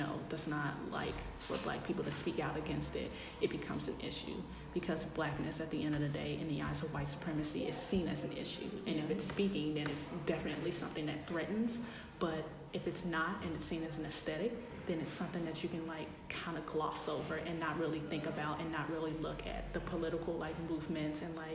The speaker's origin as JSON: {"language": "English", "town": "Memphis", "region": "Tennessee", "country": "United States", "said": "I am from Memphis, Tennessee"}